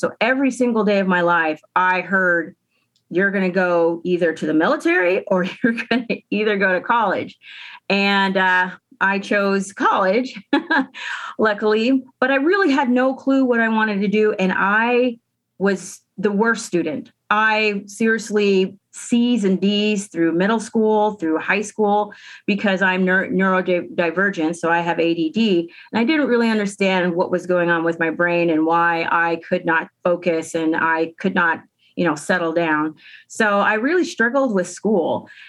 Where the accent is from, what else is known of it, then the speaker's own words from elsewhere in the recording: Tuba City, Arizona, United States; I am from Tuba City, Arizona. Tuananasdeze, and if there's any Navajos listening, hi, I'm from Tuba City. And so I grew up in Tuba.